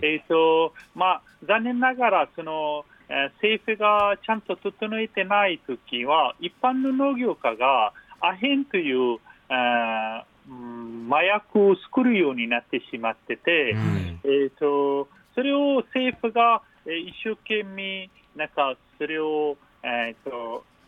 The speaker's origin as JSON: {"language": "Japanese", "country": "Afghanistan", "tie": "born or raised there", "also_born_or_lived": "Matsudo, Chiba, Japan", "second_language": "Japanese", "moved": "as an adult", "lives_now": "Japan", "said": "私、アフガニスタン出身の"}